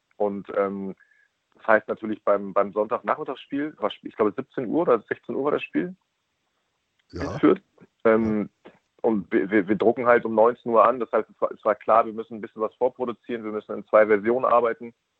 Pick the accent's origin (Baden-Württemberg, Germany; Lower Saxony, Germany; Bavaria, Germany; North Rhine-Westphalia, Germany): Lower Saxony, Germany; Braunschweig area; now in Hamburg, Germany; ich bin kein gebürtiger Braunstädter, sondern als Gitarraner, aber ähm, also als Gitarraner ist man dann halt Braunschweiger